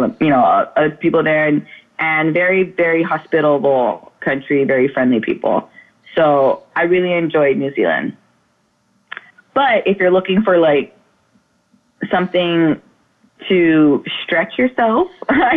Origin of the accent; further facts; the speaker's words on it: Oahu, Hawaii, United States; I'm from Oahu